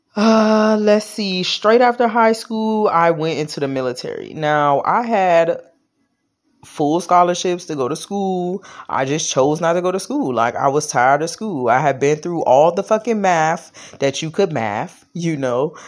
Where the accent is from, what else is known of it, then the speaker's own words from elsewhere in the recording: Washington, District of Columbia, United States; I was born in Washington, D C, born and raised.